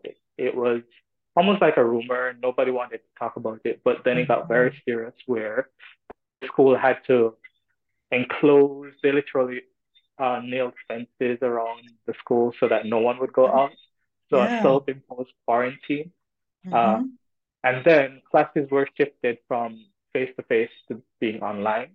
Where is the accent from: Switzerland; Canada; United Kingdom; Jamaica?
Jamaica; moved away as an adult; also born or lived in China; being Jamaican